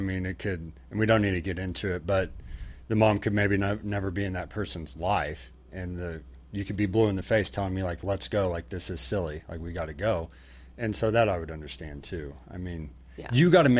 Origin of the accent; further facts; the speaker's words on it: Oklahoma, United States; We grew up in Oklahoma, so we just see that growing up.